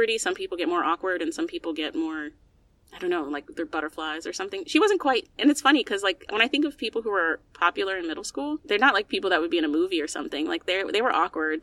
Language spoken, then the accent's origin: English; United States; as an American